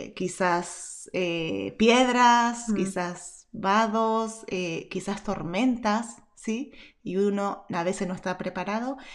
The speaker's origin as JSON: {"language": "Spanish", "country": "Argentina", "tie": "born or raised there", "said": "nací en Argentina."}